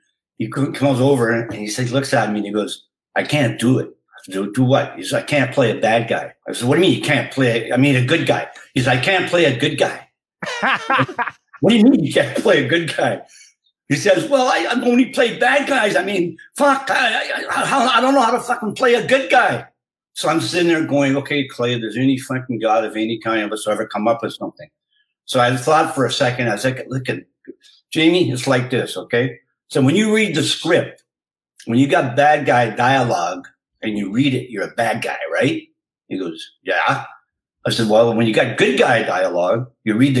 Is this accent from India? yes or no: no; Canada; moved away